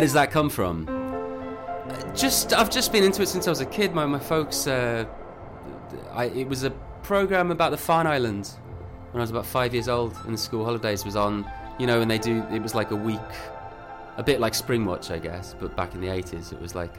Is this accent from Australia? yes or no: no; Birmingham, West Midlands, United Kingdom; I grew up around Birmingham Way